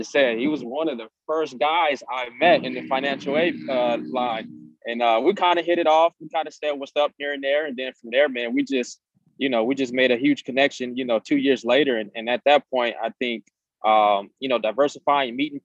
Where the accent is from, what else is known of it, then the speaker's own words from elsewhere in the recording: Las Vegas, Nevada, United States; moved away as an adult; also born or lived in Reno, Nevada; born and raised in Las Vegas, Nevada, and went to Mojave High School down in Southern Nevada